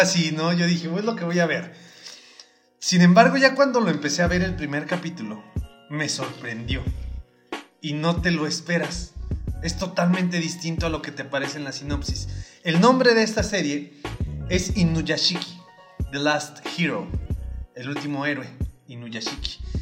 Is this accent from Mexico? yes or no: yes; Mexico; somos mexicanos